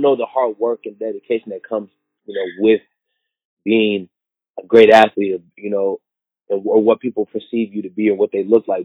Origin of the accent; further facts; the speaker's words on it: Seattle, Washington, United States; I grew up playing in Seattle, Washington